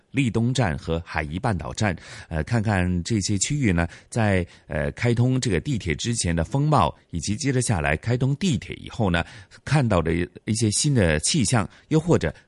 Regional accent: Hong Kong; 我们其实香港人

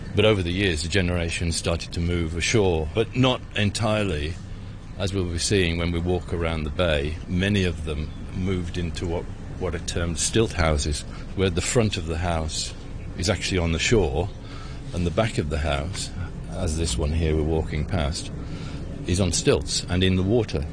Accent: United Kingdom; moved away as an adult; also born or lived in Hong Kong; being a British officer in a very remote area of Hong Kong

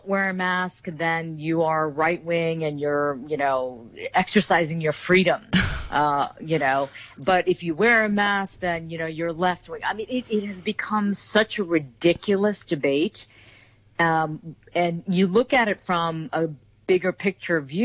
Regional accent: United States; I'm Korean American, second generation

